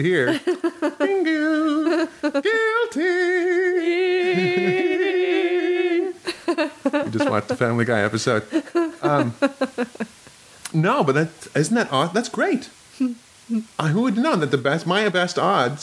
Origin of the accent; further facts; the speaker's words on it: Midwest, United States; now in New York, United States; I grew up in the Midwest.